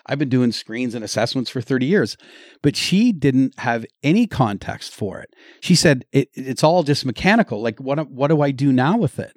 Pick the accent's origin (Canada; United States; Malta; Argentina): Canada; Lindsay, Ontario; I'm from Lindsay